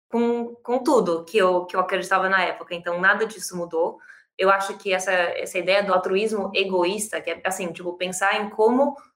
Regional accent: São Paulo, Brazil; sou brasileira, eu nasci e cresci em São Paulo que é onde eu tô hoje

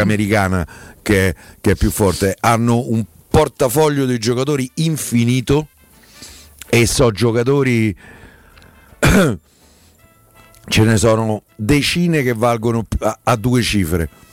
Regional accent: Rome, Lazio, Italy; accent: Roman cadence; senza cadenza romana

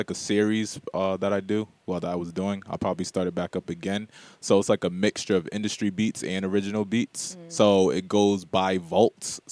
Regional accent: Providence, Rhode Island, United States; I'm from Rhode Island, you know, but I lived in Silver Lake.

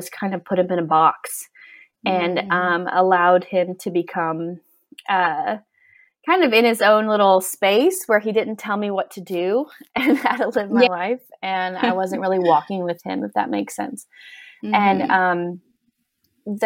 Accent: Gulf Coast of Alabama, United States; moved away as an adult; also born or lived in New York; now in Tennessee, United States; I'm from Alabama, small town girl. I grew up on the Gulf Coast of Alabama

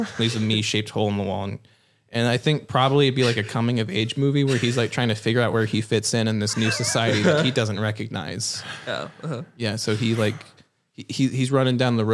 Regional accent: Midwest, United States; I'm a kid from the Midwest.

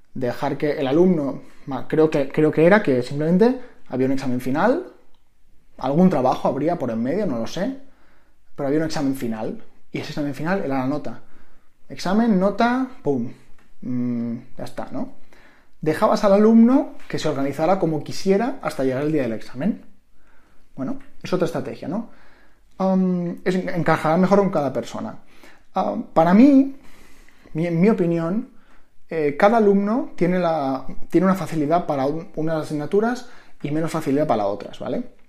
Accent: Mallorca, Balearic Islands, Spain; moved away as an adult; also born or lived in Madrid; Yo soy de Mallorca, siempre vivía con mis padres, tenía mi grupo de amigos

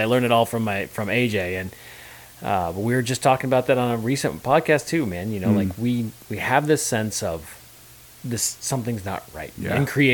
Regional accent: Phoenix, Arizona, United States; born or raised there

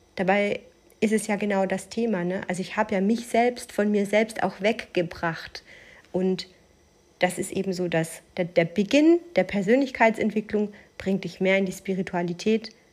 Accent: Germany; ich bin äh, in Deutschland geboren, mein Vater ist Italiener, äh, in Italien geboren, ich bin in Deutschland aufgewachsen

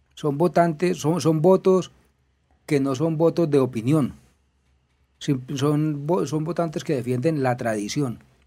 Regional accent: Colombia; como buenos esnovistas colombianos

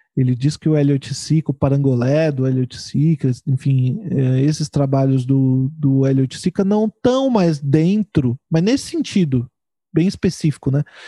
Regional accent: São Paulo, Brazil; now in Porto Alegre, Brazil; eu sou de São Paulo e eu, eu, moro em Porto Alegre.

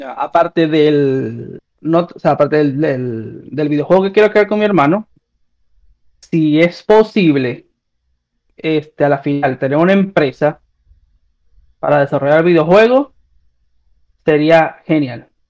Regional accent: Venezuela; moved away as an adult; also born or lived in Peru; now in Chile; yo me fui de Venezuela a Perú

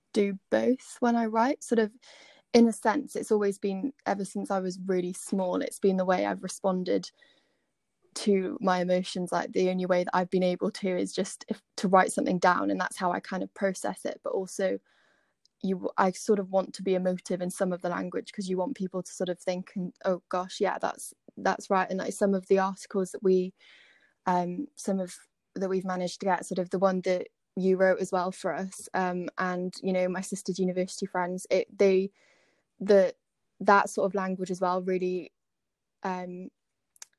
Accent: Swansea, Wales, United Kingdom; I'm from Swansea, so not too far from Aberdare

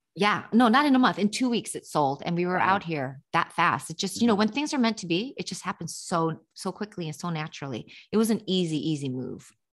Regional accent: Los Angeles, California, United States; moved away as an adult; now in New York, United States; I grew up in Los Angeles

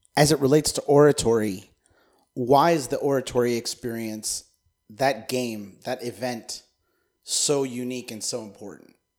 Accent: United States; as an American

